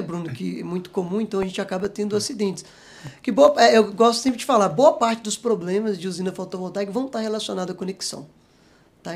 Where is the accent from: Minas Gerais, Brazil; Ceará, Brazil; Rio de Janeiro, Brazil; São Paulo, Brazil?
Minas Gerais, Brazil; Presidente Kubitschek; moved away as an adult; also born or lived in Itajubá / Belo Horizonte; nasci em Minas, né? Sou, sou natural e sou mineiro. É, nasci bem no interiorzinho de Minas, ali, uma cidade chamada Presidente Kubitschek